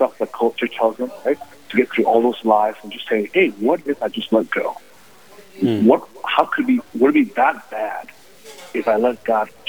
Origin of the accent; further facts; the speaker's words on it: Owatonna, Minnesota, United States; I grew up in Old Tana all my life